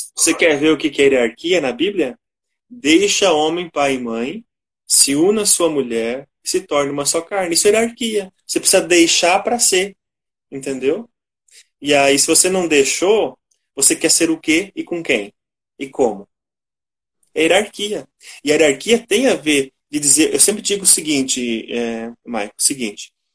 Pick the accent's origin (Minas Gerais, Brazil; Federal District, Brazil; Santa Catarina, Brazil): Santa Catarina, Brazil; Ituporanga; moved away as an adult; also born or lived in Western Paraná / Ijuí, Rio Grande do Sul; now in São Bento do Sul, Brazil; Sou natural de Ituporanga, Santa Catarina.